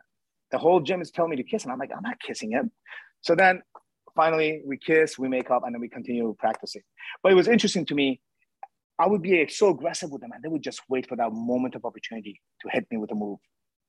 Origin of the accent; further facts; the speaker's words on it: United States; Once again, I'm American, right?